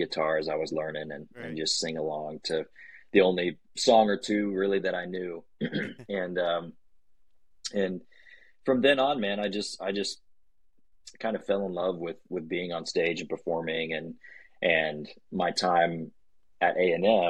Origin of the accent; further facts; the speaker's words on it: Weatherford, Texas, United States; also born or lived in College Station, Texas; I grew up in Weatherford, Texas, just right outside of Fort Worth